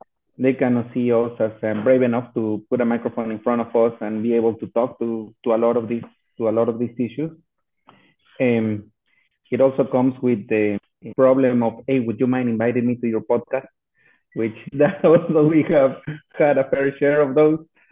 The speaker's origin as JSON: {"language": "English", "region": "Mexico City", "country": "Mexico", "tie": "born or raised there", "also_born_or_lived": "Austin, Texas", "moved": "as an adult", "said": "I'm born and raised in Mexico City. I literally grew on top of pavement and playing soccer on the streets"}